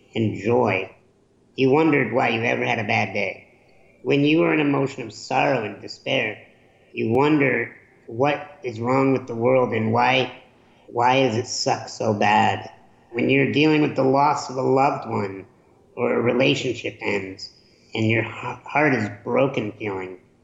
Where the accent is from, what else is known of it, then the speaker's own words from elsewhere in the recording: Chicago, Illinois, United States; I grew up in Chicago during the Michael Jordan era